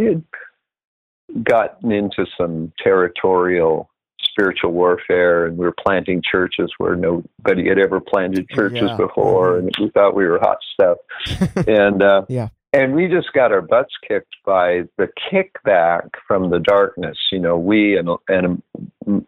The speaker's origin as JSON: {"language": "English", "region": "California", "country": "United States", "tie": "born or raised there", "moved": "as an adult", "lives_now": "Pennsylvania, United States", "said": "We were in California and we ended up being part of a team that we were co-pastors, probably because we didn't know better, but, and this church up in the Sierra Nevadas grew quite large"}